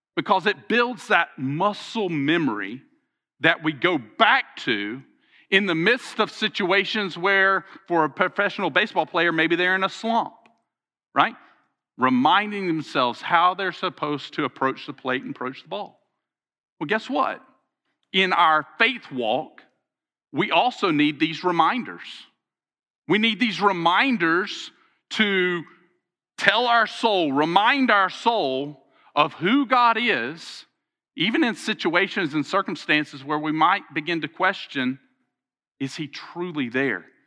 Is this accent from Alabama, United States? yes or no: yes; Alabama, United States; I'm from Alabama